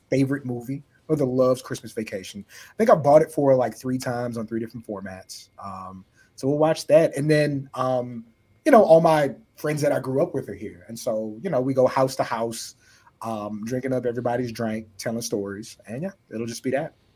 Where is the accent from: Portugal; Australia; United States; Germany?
United States; San Antonio, Texas; I grew up in San Antonio, Texas